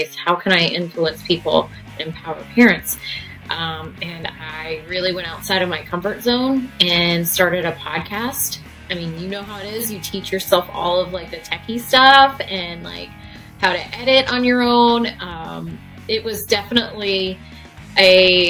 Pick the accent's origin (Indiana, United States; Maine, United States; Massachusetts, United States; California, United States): Indiana, United States; Fishers; I moved to Fishers when I was in fifth grade. So I moved from Pike Township, which is Indianapolis, to Fishers